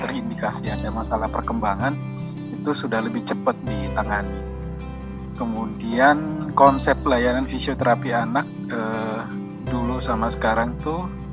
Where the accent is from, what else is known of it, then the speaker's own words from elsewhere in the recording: Makassar, South Sulawesi, Indonesia; moved away as an adult; now in Jakarta, Indonesia; saya dari Makassar dari ujung Pandang